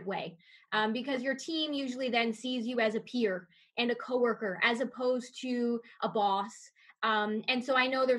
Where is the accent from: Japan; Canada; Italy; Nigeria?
Canada; Niagara Falls, Ontario; I grew up in Niagara Falls, and so that was in the heart of tourism's area